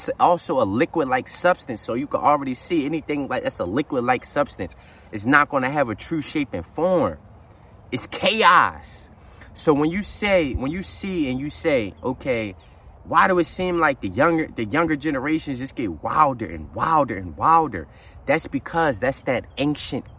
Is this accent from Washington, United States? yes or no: no; Philadelphia, Pennsylvania, United States; the city where I'm from, right? Because I am from Philly.